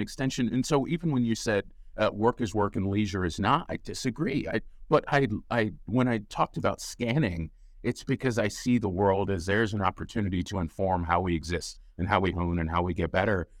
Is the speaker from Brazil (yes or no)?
no; United States; I'm an American